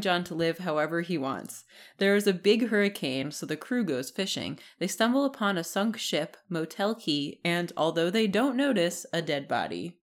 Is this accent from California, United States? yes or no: no; New Jersey, United States; even though I'm from New Jersey, my family hates the beach